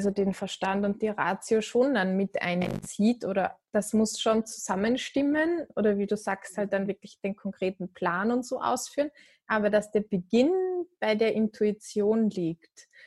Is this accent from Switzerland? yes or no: yes; Switzerland; ich bin ja, Schweizerin.